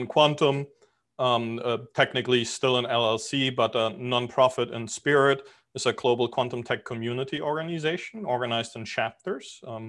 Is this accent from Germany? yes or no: yes; Germany; moved away as an adult; also born or lived in Europe / New York City, United States; now in Miami Beach, United States; I'm originally from Germany. I grew up all over Europe. Moved to the US 20 years ago, spent 15 years in New York City.